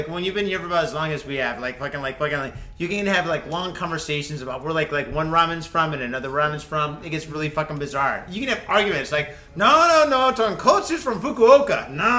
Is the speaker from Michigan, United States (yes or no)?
yes; Detroit, Michigan, United States; now in Japan; I grew up in Detroit.